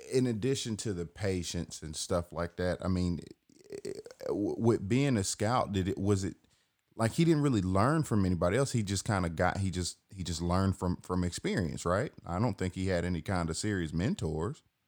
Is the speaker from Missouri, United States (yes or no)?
no; Atlanta, Georgia, United States; I'm born and raised in Atlanta